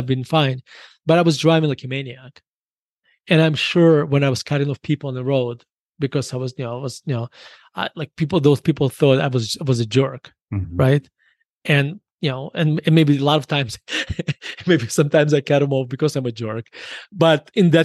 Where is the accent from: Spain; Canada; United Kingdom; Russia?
Russia; now in United States; me being growing up in Russia